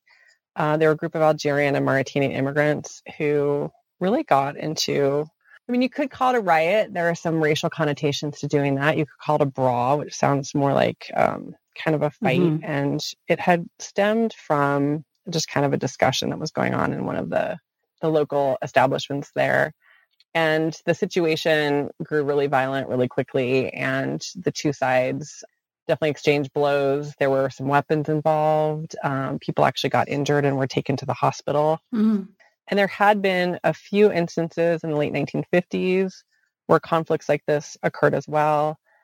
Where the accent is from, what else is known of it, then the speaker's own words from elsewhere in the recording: Montana, United States; Well, I'm originally from Montana, and I went to the University of Montana as an undergraduate